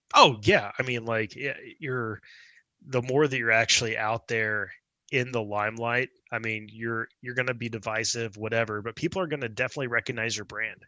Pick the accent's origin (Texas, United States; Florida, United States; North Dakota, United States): Texas, United States; Dallas; also born or lived in Houston, Texas; born in Houston and moved to Dallas when I was like three.